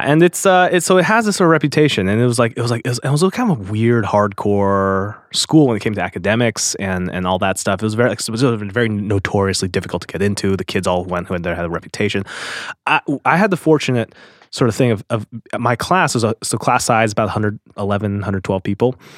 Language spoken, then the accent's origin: English; Seattle, Washington, United States; I was born in Seattle